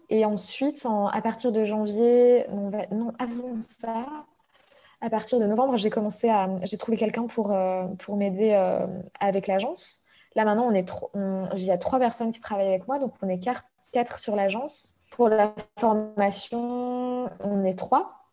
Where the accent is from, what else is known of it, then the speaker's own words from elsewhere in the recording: Belgium; moved away as an adult; also born or lived in Brussels; je suis belge et je travaillais depuis Bruxelles.